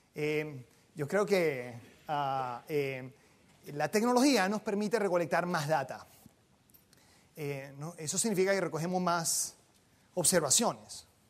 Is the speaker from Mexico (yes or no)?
no; Venezuela; yo soy venezolano